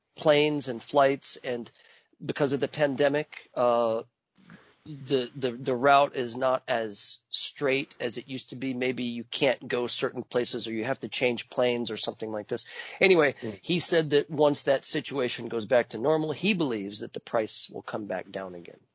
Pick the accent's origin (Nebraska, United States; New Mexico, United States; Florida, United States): Florida, United States; Miami; now in an hour from New Orleans, United States; my hometown, Miami